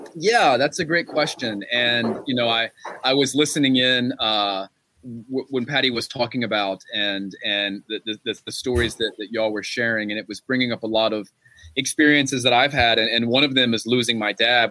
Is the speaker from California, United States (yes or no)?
no; Gastonia, North Carolina, United States; my hometown of Gastonia